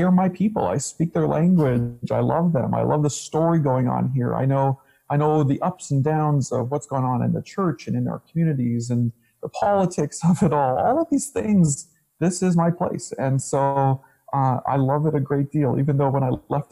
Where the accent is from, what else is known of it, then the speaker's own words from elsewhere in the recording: Strathmore, Alberta, Canada; also born or lived in Saskatchewan / Langdon; now in Chestermere, Canada; East of Calgary, I was here since I was a little boy, really. We moved from Saskatchewan to another city east of Chestermere, or east of Calgary, called Strathmore